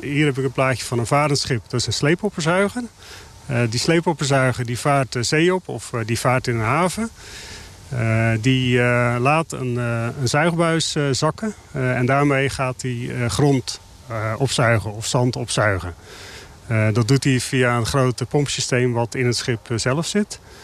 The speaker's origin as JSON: {"language": "Dutch", "country": "Netherlands", "said": "onze historie als Hollanders"}